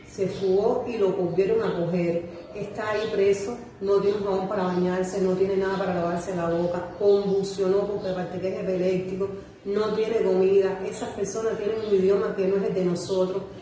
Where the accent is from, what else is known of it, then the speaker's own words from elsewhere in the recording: Cuba; Nosotros somos de aquí de Cuba.